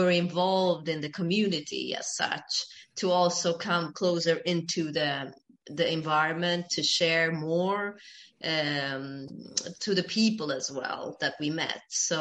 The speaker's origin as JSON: {"language": "English", "country": "Sweden", "tie": "born or raised there", "also_born_or_lived": "Ethiopia / Uppsala, Sweden", "said": "I grew up in Sweden"}